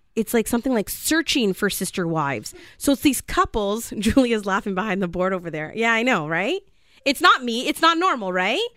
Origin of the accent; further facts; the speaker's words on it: Canada; I'm just Canadian